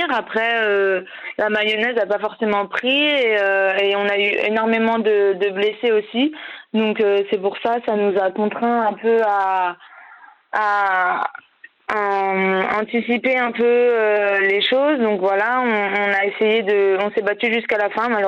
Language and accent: French; Clisson, Pays de la Loire, France; also born or lived in Paris; je viens du vignoble nantais de Clisson plus précisément, où j'ai commencé à, jouer au basket.